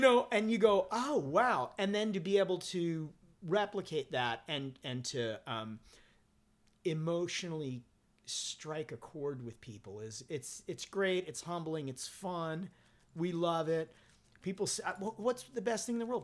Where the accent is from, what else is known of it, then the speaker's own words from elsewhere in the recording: Southern California, United States; also born or lived in Forest Hills, Queens, New York; growing up in Southern California and growing up in punk rock in Southern California